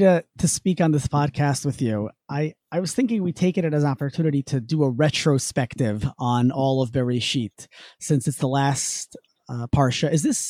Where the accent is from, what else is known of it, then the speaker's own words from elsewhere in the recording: New York City, New York, United States; now in Albany, United States; I grew up in New York City, and I attended Yeshiva University for my rabbinical school with Sam. Before that, I went to Columbia for undergrad. And I'm currently the rabbi at Congregation Beth Abraham Jacob in Albany, New York.